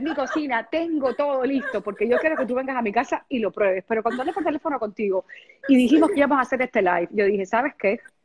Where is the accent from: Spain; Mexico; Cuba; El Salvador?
Cuba; Havana; moved away; soy cubana hasta que me muera y este y Cuba es parte de parte de mi vida y este y yo creo que en algún momento eh, no sé cuándo se pueda eh, en algún momento viviré en, mi ciudad otra vez en La Habana